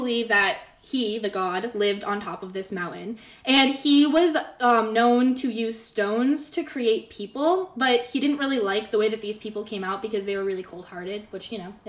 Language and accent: English; Bennington, Vermont, United States; I'm from the Bennington area. Yeah. My whole family lives in that area. It's where I grew up.